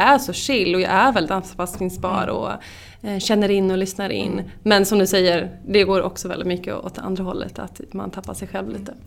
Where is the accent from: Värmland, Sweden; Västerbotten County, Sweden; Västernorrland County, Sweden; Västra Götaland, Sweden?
Västra Götaland, Sweden; Skara; moved away as an adult; now in Stockholm, Sweden; jag är från Skara, bor i Stockholm sedan tio år tillbaka